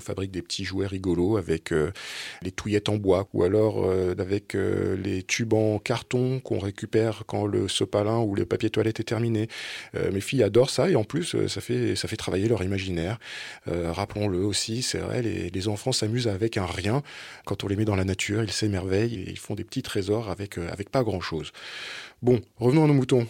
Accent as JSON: {"language": "French", "area": "Drôme", "region": "Auvergne-Rhône-Alpes", "country": "France", "moved": "yes", "said": "je suis dromois"}